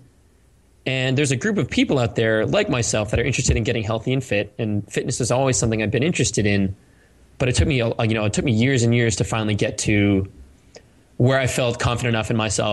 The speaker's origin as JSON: {"language": "English", "area": "Cape Cod", "region": "Massachusetts", "country": "United States", "tie": "born or raised there", "also_born_or_lived": "California", "moved": "as an adult", "said": "I grew up in Cape Cod"}